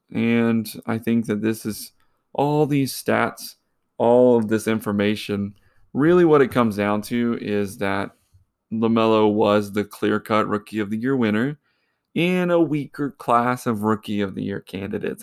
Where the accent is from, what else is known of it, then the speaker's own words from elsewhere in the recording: Charlotte, North Carolina, United States; I'm from Charlotte